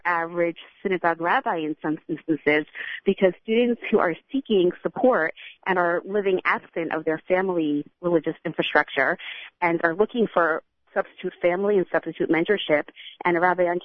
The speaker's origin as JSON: {"language": "English", "town": "Teaneck", "region": "New Jersey", "country": "United States", "moved": "yes", "lives_now": "Los Angeles, United States", "said": "My husband and I are both from Teaneck, New Jersey."}